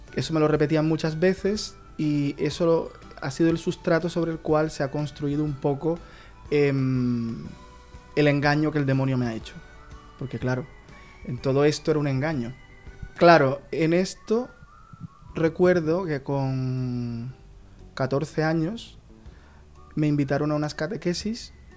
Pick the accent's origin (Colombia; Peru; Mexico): Colombia; now in Murcia, Spain; soy colombiano.